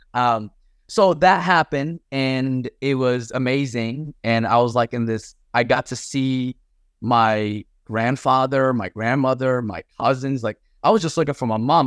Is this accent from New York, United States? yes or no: no; Paterson, New Jersey, United States; also born or lived in Mecca, Saudi Arabia; I grew up in New Jersey, Patterson, New Jersey